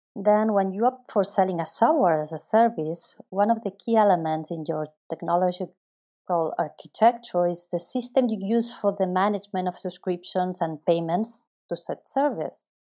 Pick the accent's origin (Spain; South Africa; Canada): Spain; Barcelona, Catalonia; also born or lived in Chicago; I am from Barcelona